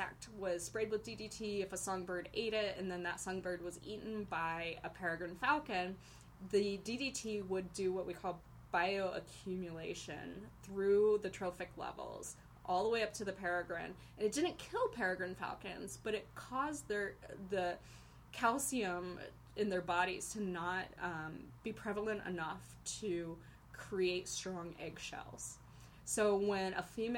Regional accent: Ohio, United States; now in Boise, United States; I grew up in Ohio

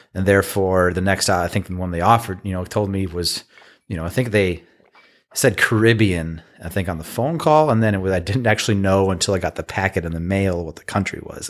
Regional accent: Michigan, United States; I'm from Michigan, born and bred.

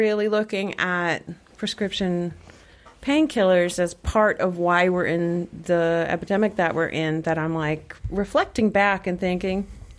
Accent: South Shore, Massachusetts, United States; like many other people, I grew up on the South Shore

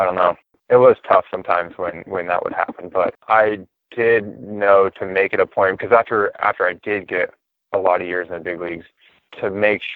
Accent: Northern California, United States; I grew up in Hippieville in Northern California

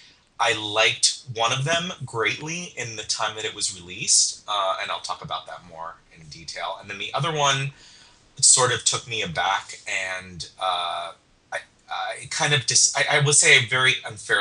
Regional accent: New York, United States; now in Bay Area, United States; I grew up out near New York City

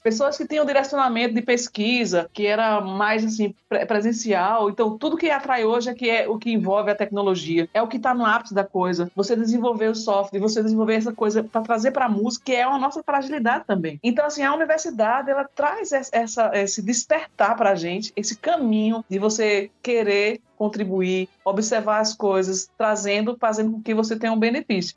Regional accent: Brazil; nós somos brasileiros

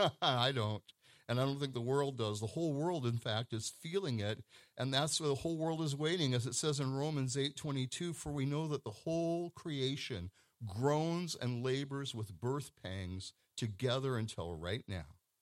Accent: Pacific Northwest, United States; I come from the Pacific Northwest

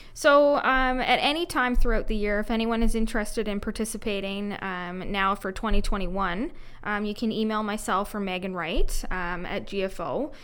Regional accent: Clarksburg, Ontario, Canada; I grew up on a small mixed farm near Clarksburg, Ontario.

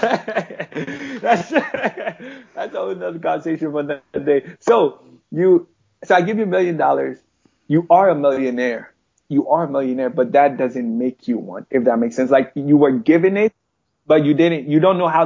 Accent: Chicago, Illinois, United States; also born or lived in Ghana; I was raised in Chicago, Illinois

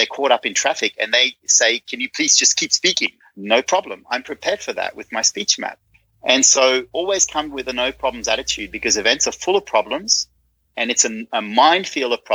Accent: Netherlands; I'm from Holland

